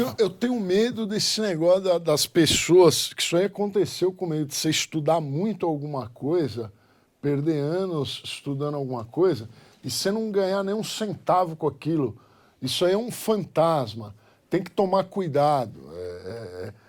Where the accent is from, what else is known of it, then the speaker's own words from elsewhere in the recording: Brazil; eu sou brasileiro